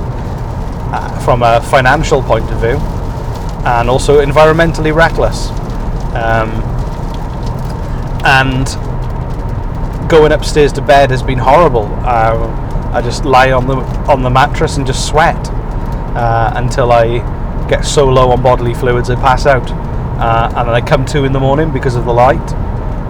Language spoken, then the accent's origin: English; United Kingdom; moved away as an adult; now in Nova Scotia, Canada; a British person who is used to 10 degrees and drizzle